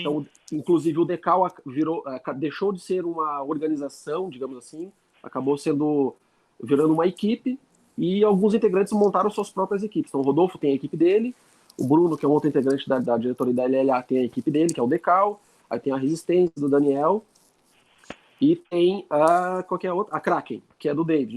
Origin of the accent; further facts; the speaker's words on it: Lages, Santa Catarina, Brazil; also born or lived in Porto Alegre; eu sou de Lages